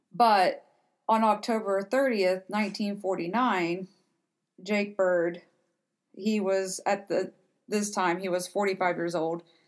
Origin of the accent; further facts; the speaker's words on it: Cincinnati, Ohio, United States; we are from Cincinnati ish area